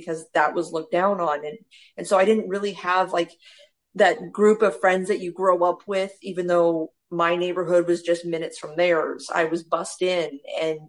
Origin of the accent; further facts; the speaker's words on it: Mesa, Arizona, United States; also born or lived in Gilbert, Arizona; So I'm from Mesa, Arizona. I moved all of 10 minutes south to Gilbert, Arizona.